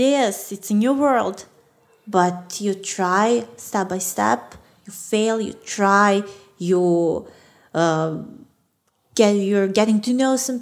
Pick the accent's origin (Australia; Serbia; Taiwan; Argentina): Serbia; Belgrade; English is a second language; I'm from Belgrade